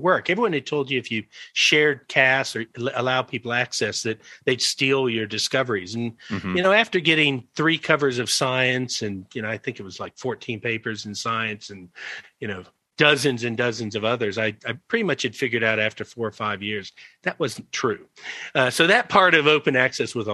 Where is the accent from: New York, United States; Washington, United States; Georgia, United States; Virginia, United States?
Georgia, United States; moved away as an adult; also born or lived in Tennessee; now in South Africa; I came from Georgia.